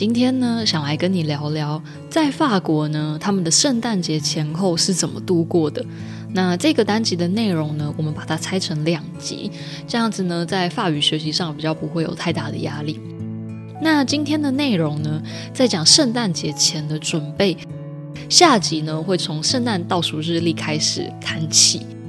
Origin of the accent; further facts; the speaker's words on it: central Taiwan, Taiwan; 我是中部人，所以是Chaud